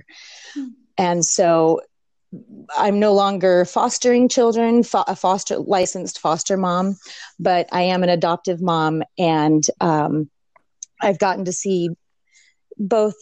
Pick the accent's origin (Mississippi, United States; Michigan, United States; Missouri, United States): Missouri, United States; St. Louis; also born or lived in Washington State; now in Washington, United States; I live in Washington State. I'm originally from the Midwest, St. Louis, Missouri